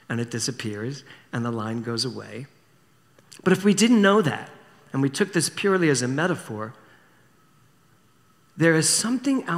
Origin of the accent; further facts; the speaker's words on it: Philadelphia, Pennsylvania, United States; when I was a little boy, growing up in Philadelphia, we used to spend our summers in Wildwood, New Jersey.